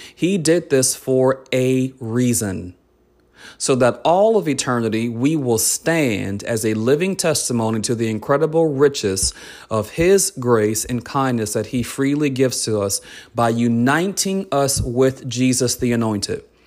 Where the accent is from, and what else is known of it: United States